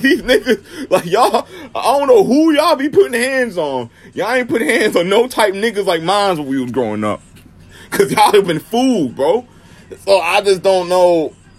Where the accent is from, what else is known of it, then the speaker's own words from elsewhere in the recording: Maryland, United States; And I'm from Maryland